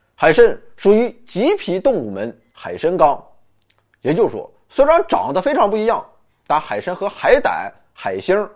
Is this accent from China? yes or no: yes; China; 这是我们中国人主要吃的部分